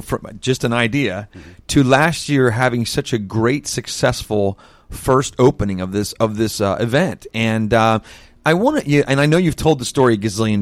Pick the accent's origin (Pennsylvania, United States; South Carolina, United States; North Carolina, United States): Pennsylvania, United States; Reading; born and raised in Reading, Pennsylvania, or in Berks County area